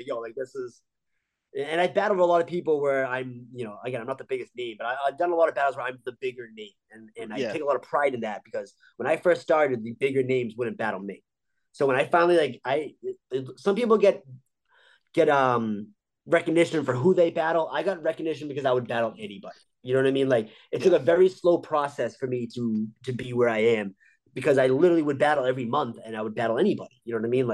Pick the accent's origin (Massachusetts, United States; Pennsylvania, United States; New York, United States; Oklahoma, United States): Massachusetts, United States; Boston; I'll get stopped, you know, in my hometown and people know who I am